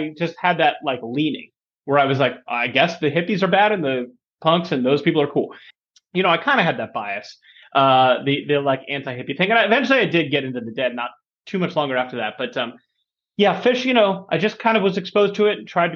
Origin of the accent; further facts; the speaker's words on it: San Diego, California, United States; also born or lived in Michigan; I grew up in San Diego, which is where we now live